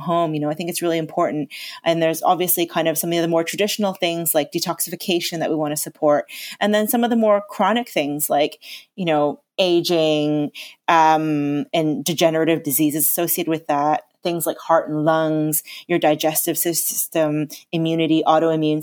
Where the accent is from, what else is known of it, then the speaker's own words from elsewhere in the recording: Canada; now in England; I was born and raised in Canada.